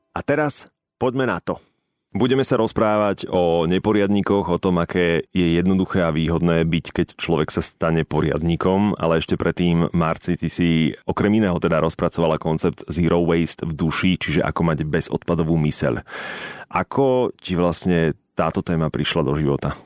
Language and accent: Slovak; Bratislava, Bratislava Region, Slovakia; Som ten chlapec z Petržalky